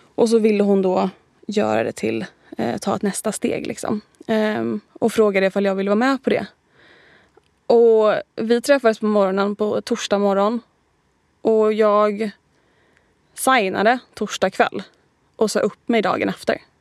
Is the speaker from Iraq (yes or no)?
no; Helsingborg, Skåne, Sweden; accent: mixed (Stockholm, Gothenburg, Skåne); moved away as an adult; also born or lived in Gothenburg / Torekov / London; now in Stockholm, Sweden; född i Göteborg, mm. uppvuxen i Torekov och Helsingborg och lite andra ställen.